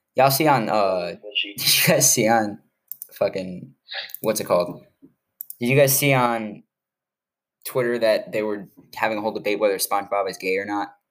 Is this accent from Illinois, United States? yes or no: yes; Chicago, Illinois, United States; moved away; I'm from Chicago